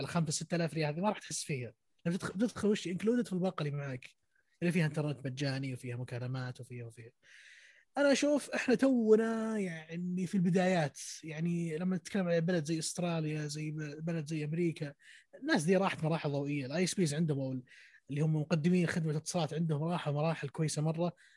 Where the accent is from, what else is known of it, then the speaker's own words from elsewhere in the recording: Saudi Arabia; في السعوديه عندنا في السعوديه